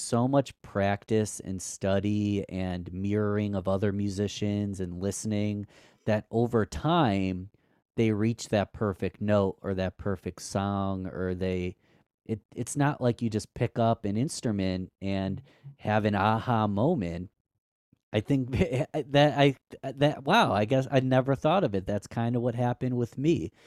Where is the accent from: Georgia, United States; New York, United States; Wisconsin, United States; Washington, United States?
New York, United States; Rochester; my hometown, which is Rochester, New York, upstate New York.